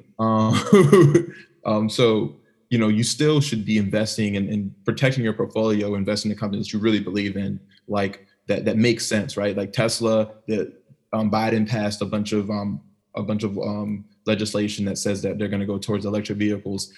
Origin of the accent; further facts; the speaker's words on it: Maryland, United States; I grew up in Maryland. You know, the DMV